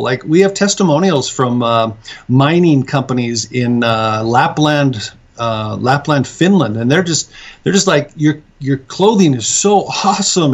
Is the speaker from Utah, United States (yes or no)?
yes; Salt Lake City, Utah, United States; moved away as an adult; now in Mount Pleasant, United States; I was originally from Salt Lake